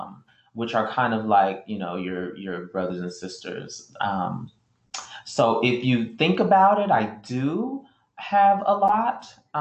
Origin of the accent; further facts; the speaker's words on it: South Florida, United States; I was raised by my mom. She was a single mom in South Florida.